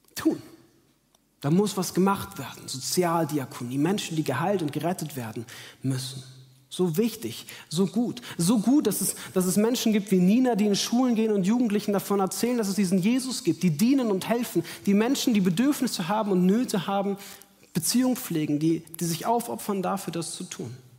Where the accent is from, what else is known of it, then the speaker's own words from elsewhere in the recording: Munich, Bavaria, Germany; moved away as an adult; in meine Heimat nach München